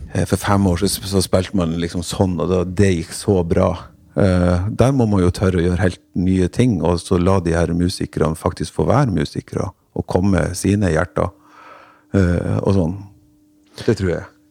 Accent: Rognan, Nordland, Norway; moved away; hjemme på Rognan, der jeg kommer fra

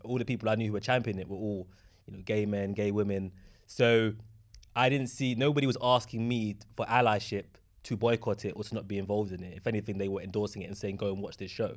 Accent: London, United Kingdom; my hometown, Tottenham, opposite from where I grew up

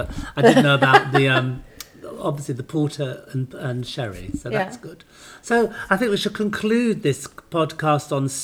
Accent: England, United Kingdom; now in Portugal; I'm English

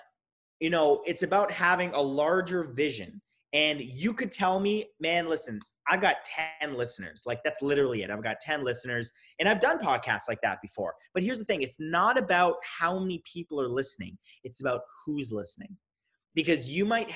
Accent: Toronto, Ontario, Canada; now in Los Angeles, United States; I'm from Toronto

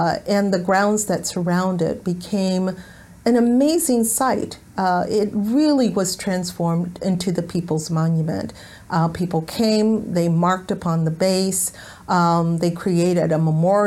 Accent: Houston, Texas, United States; moved away as an adult; now in Richmond, United States; I'm from Houston and from Texas

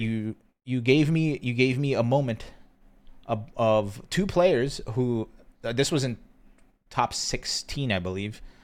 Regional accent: Brazil; moved away; I grew up in Brazil

